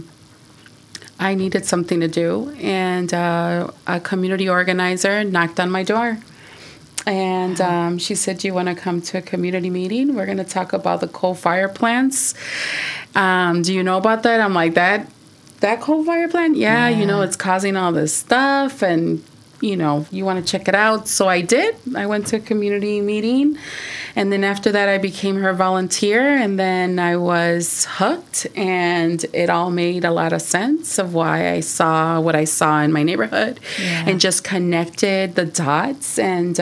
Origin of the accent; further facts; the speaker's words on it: Chicago, Illinois, United States; also born or lived in Rockford, Illinois; I was born in Rockford, Illinois. And then my parents came to Chicago when I was two.